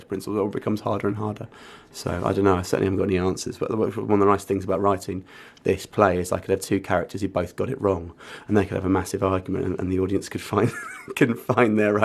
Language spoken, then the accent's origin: English; Essex, East of England, United Kingdom; moved away as an adult; also born or lived in Norwich; I came from Essex, and I went not very far up the A140, and I went to UEA